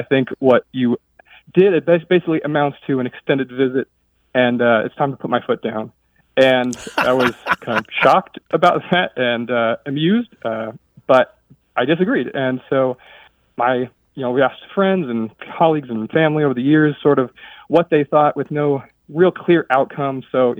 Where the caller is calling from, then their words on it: Monterey, California, United States; also born or lived in Egypt; I'm calling from Monterey, California.